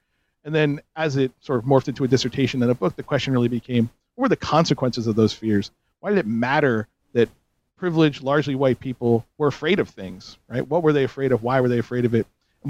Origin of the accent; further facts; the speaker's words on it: New Jersey, United States; proud New Jerseyan, so I grew up not too far from here. And the genesis of my book really comes from growing up in the North Jersey suburbs of the 70s, 80s, and 90s.